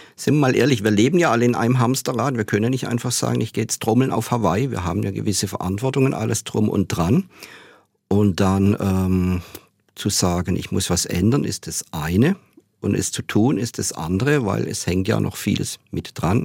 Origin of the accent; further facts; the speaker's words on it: Hornberg, Baden-Württemberg, Germany; also born or lived in Offenburg; Ich bin ja in Hornberg aufgewachsen, nicht in den Seitentäler